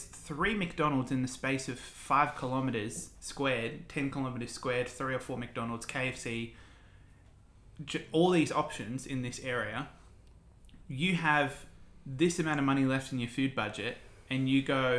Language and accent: English; Campbelltown, New South Wales, Australia; I grew up in Campbelltown